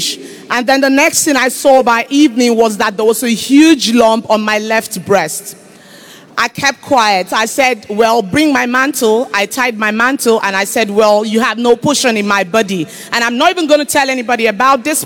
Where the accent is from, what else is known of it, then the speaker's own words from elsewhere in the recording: Calabar, Cross River, Nigeria; I'm from Cross River State, Calabar